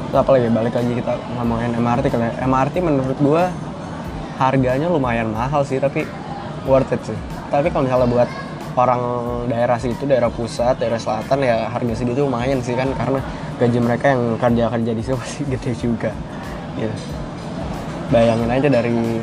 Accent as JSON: {"language": "Indonesian", "region": "Jakarta", "country": "Indonesia", "also_born_or_lived": "Montenegro", "moved": "as an adult"}